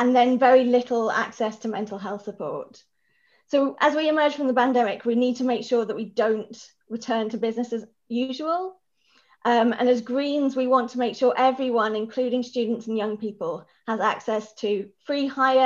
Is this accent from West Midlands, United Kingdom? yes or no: no; Norwich, East of England, United Kingdom; moved away as an adult; now in Edinburgh, United Kingdom; I'm originally from Norwich, which rather excitingly is now known as the hometown of Bimini from Drag Race.